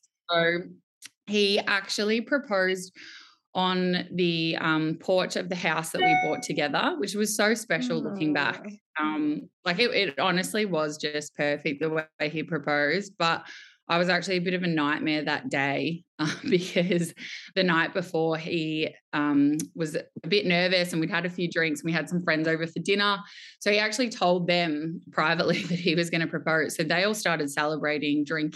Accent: Melbourne, Victoria, Australia; I am born and bred in Melbourne. I would say I am your very typical Melbourne girl

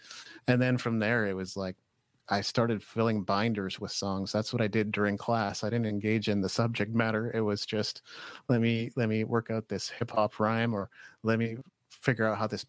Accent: Japan; I grew up in Japan actually.

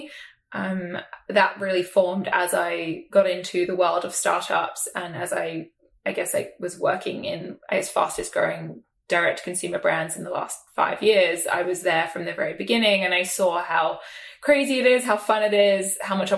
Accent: South East England, United Kingdom; I grew up in England, sort of just southwest of London.

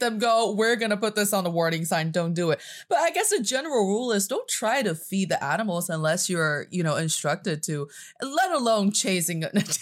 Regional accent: China; I am from China, and I'm speaking to you from Beijing, China.

